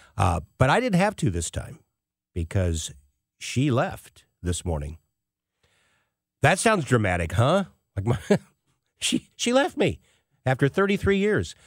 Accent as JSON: {"language": "English", "country": "United States", "said": "As an American"}